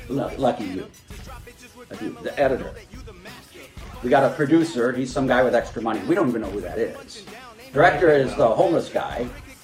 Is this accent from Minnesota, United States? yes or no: no; Michigan, United States; No, I'm from Michigan. It's not in Florida.